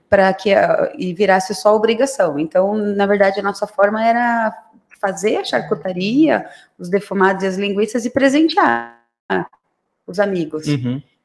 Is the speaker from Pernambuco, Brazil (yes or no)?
no; Santos, São Paulo, Brazil; now in São Roque, Brazil; eu sou Santista